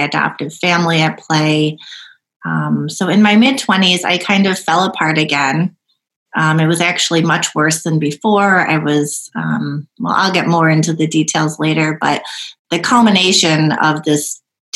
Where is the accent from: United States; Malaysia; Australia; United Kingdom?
United States; Rochester, New York; also born or lived in South Korea; I grew up in Rochester, New York, in the suburb of Brighton